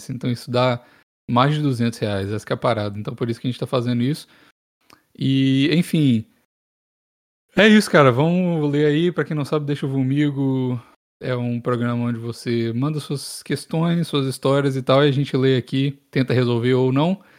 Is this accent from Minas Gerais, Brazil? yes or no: yes; Belo Horizonte, Minas Gerais, Brazil; Ô galera, principalmente sou de BH mesmo.